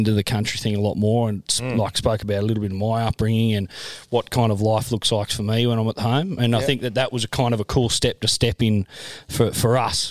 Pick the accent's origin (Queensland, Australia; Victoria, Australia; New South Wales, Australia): New South Wales, Australia; Yass; I'm from down near Yass in the Yass Valley.